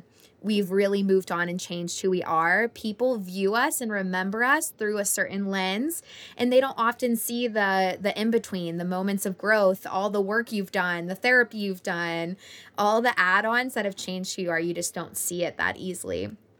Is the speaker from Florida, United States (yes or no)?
yes; Florida, United States; when I go visit my hometown in Florida.